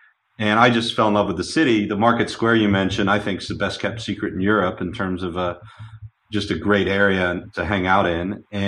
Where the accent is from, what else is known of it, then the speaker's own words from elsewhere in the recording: New York City, New York, United States; moved away as an adult; now in Poland; I grew up in the New York City startup environment.